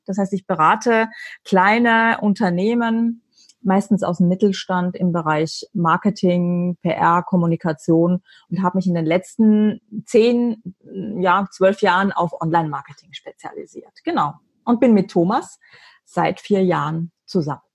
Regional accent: Austria; ich bin als Österreicherin

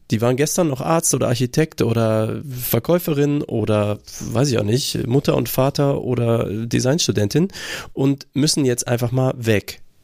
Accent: Germany; Ich bin auch einfach äh, aufgewachsen in Deutschland

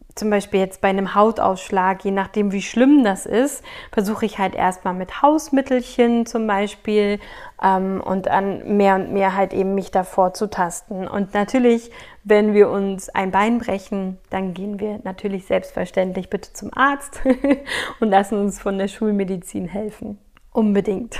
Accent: Berlin, Germany; ich bin in Berlin groß geworden

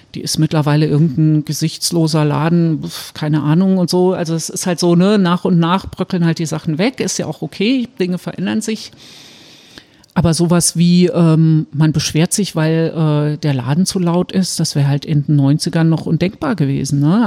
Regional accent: Saarbrücken, Saarland, Germany; in Saarbrücken, wo ich herkomme

